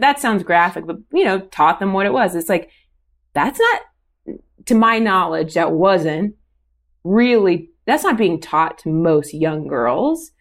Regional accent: Oakwood, Ohio, United States; moved away; I'm from Dayton, Ohio

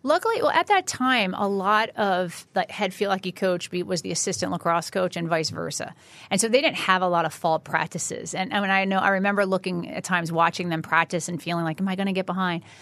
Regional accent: Chatham, New Jersey, United States; I'm from North Jersey, Chatham, New Jersey

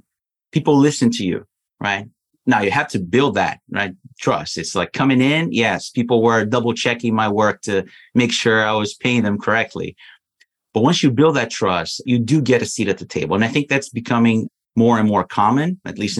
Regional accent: Brazil; moved away as an adult; I'm originally from Brazil. So I was in Brazil

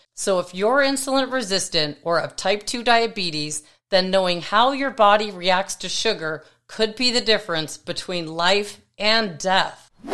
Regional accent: Toronto, Ontario, Canada; moved away; my hometown in Toronto

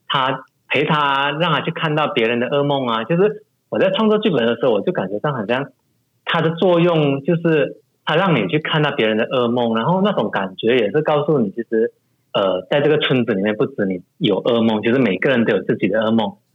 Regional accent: Malaysia; 从小在马来家长大

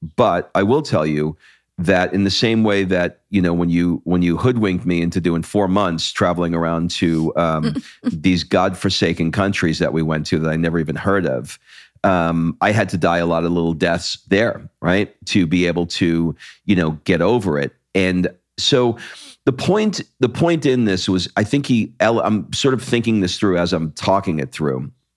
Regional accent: United States; also born or lived in California; the identity that I have as an American

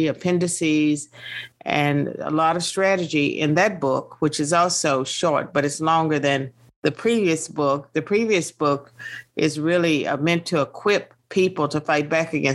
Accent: Virginia, United States; born and raised in Virginia

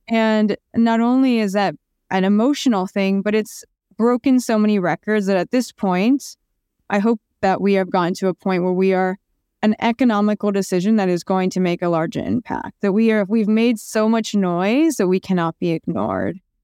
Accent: Orange County, California, United States; also born or lived in Asunción, Paraguay / Pasadena, California; I grew up in Orange County

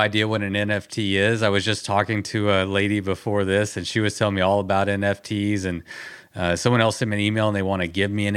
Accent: Texas, United States; I grew up in Texas

